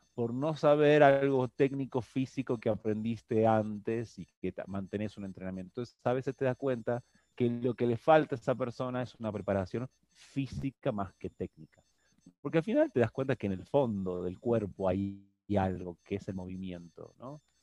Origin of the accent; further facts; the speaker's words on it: Argentina; now in Mexico; esa cultura de donde vengo, el tango argentino